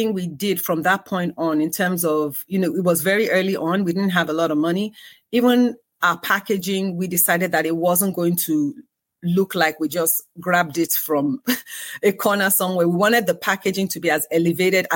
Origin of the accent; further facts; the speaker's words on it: Lagos, Nigeria; moved away as an adult; also born or lived in United Kingdom; I was born in the UK, but definitely raised in Nigeria. My formative years from age 5 to 17, was, you know, in Nigeria, lived in Lagos.